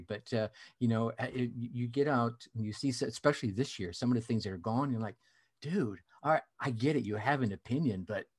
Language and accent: English; United States; So I grew up all over the United States.